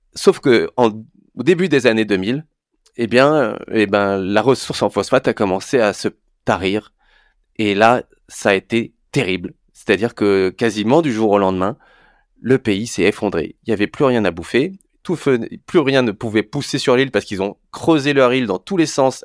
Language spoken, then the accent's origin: French; Brittany, France; now in Paris, France; je suis breton